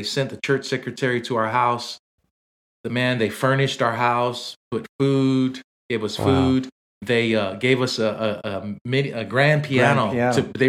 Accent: Samoa; Roby was one of the guys we grew up on in Samoa.

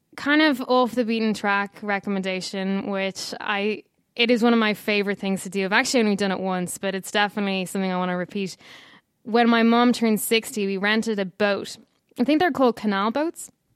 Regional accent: Dublin, Leinster, Ireland; moved away as an adult; also born or lived in Madrid / Valencia / Barcelona; now in San Francisco, United States; I was born and raised in Dublin in Ireland.

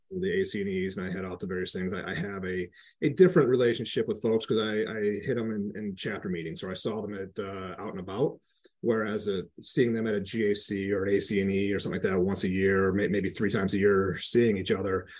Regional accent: Flint, Michigan, United States; moved away; also born or lived in Grand Rapids, Michigan / Detroit, Michigan; I grew up in the Flint area, had moved to Grand Rapids to graduate high school

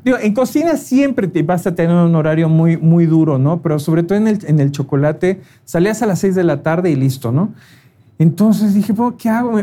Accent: Mexico City, Mexico; yo soy oriundo de la Ciudad de México

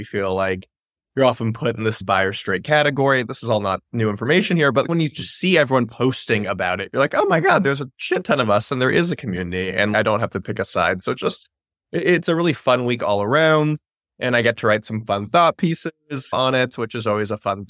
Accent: the South, United States; I grew up in the South, my politics, my family.

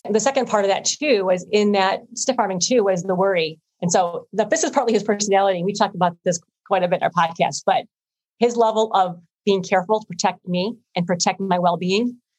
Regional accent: Illinois, United States; I grew up here in Illinois

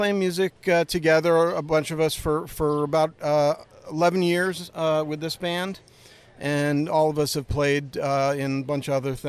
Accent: Westport, Connecticut, United States; I grew up in Westport, Connecticut.

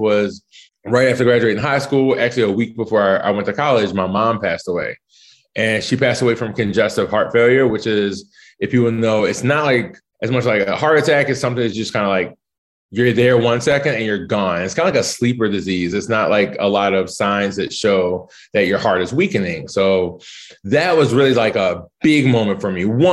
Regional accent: Baltimore, Maryland, United States; moved away as an adult; also born or lived in Chapel Hill, North Carolina / Italy; now in Washington, DC, United States; I grew up in West Baltimore in the 80s.

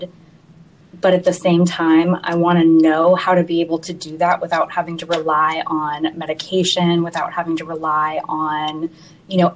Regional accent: Missouri, United States; moved away as an adult; now in Knoxville, United States; I'm originally from mid-Missouri

